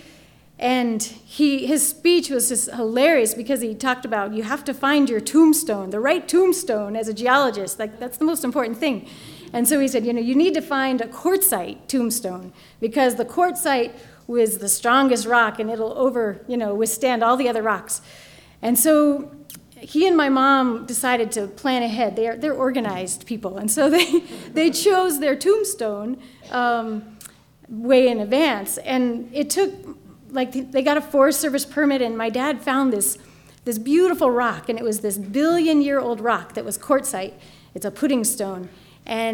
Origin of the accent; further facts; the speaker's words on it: Durango, Colorado, United States; I grew up here in Durango